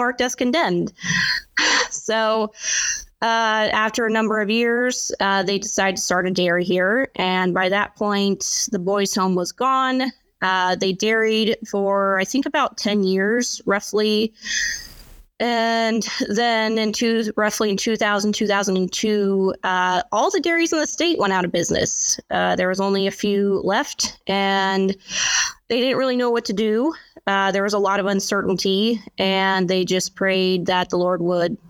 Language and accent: English; Alaska, United States; I am a first-generation Alaskan in my family.